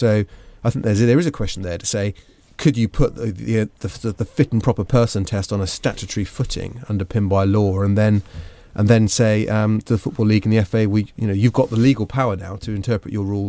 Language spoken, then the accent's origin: English; Herefordshire, West Midlands, United Kingdom; Well, I grew up in Herefordshire